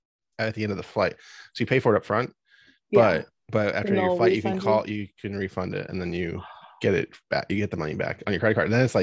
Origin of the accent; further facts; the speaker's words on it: Pennsylvania, United States; now in Maryland, United States; Like we get here in Maryland, we don't get a ton, but I'm from Pennsylvania, and we used to get a ton.